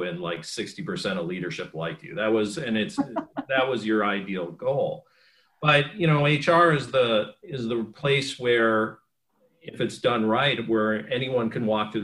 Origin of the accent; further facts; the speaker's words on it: Superior, Wisconsin, United States; moved away as an adult; I'm a kid from Superior, Wisconsin